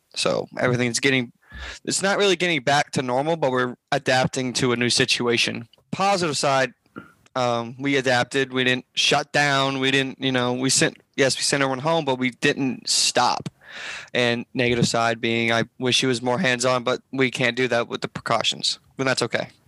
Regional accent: Memphis, Tennessee, United States; now in Jonesboro, United States; I was born and raised in Memphis, Tennessee

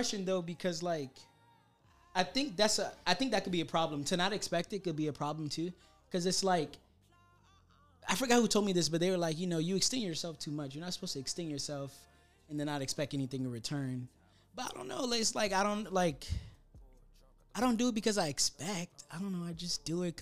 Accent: Miami, Florida, United States; I'm from Miami

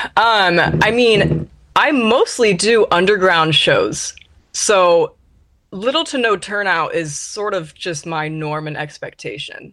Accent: Ventura, California, United States; moved away as an adult; now in Seattle, United States; I'm from Southern California, Ventura.

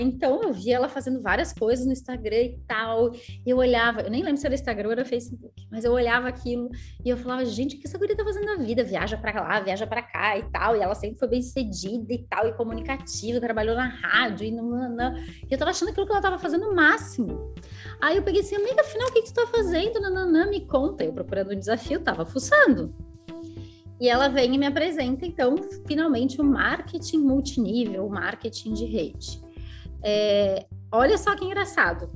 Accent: Canela, Rio Grande do Sul, Brazil; born or raised there; also born or lived in Gramado / Florianópolis; now in São José, Brazil

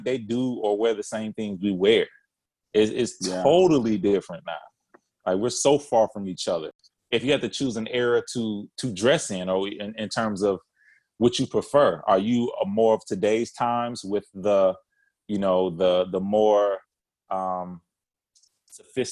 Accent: Detroit, Michigan, United States; I'm from Detroit

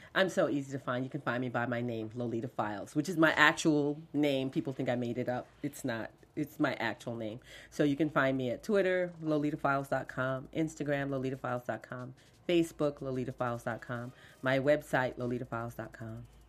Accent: Fort Lauderdale, Florida, United States; growing up in Fort Lauderdale

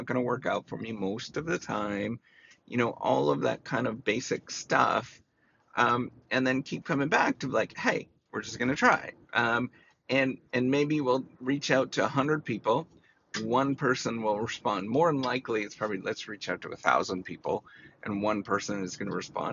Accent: Canada; Canada, my home country

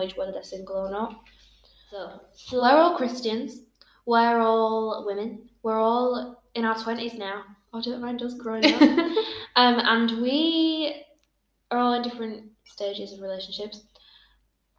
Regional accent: Bradford, Yorkshire and the Humber, United Kingdom; now in Belfast, United Kingdom; I am from England. Bradford, to be specific.

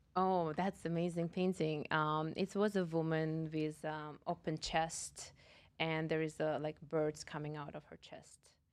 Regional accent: Russia; moved away as an adult; also born or lived in Kazakhstan; now in Boca Raton, United States; Originally, I am from uh, Russia

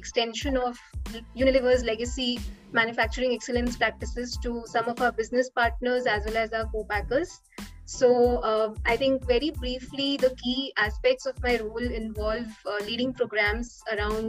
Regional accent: Kota, Rajasthan, India; I'm basically from Rajasthan, from a city named Kota.

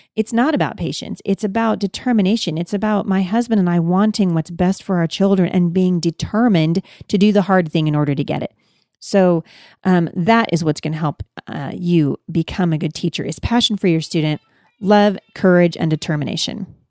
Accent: Pacific Northwest, United States; I'm from the Pacific Northwest

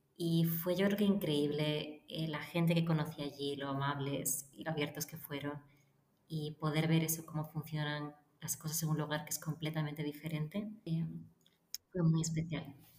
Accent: Lleida, Catalonia, Spain; moved away as an adult; also born or lived in A Coruña / Barcelona / Paris / Madrid; yo nací en La Coruña, pero después crecí en Lleida y a los 18 años me mudé a Barcelona

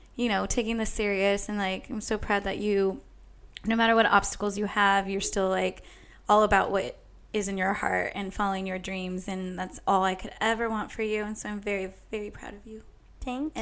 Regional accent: Bakersfield, California, United States; in Bakersfield on Friday night, and. Uh, I was so excited because it's like my hometown

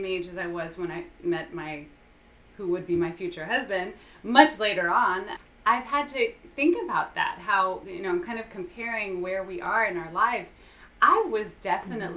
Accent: Houston, Texas, United States; I am born and raised and currently living in Houston.

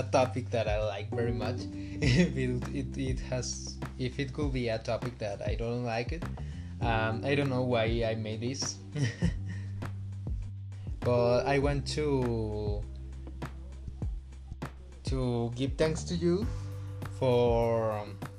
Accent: Aguascalientes, Mexico; I am from Mexico. Specifically Aguascalientes

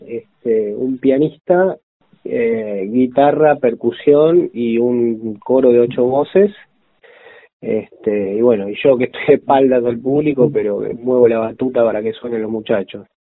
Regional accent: Mendoza, Argentina; yo soy mendocino

